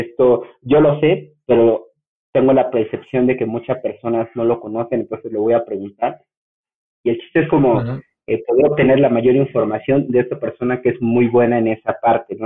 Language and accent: Spanish; Mexico; soy mexicano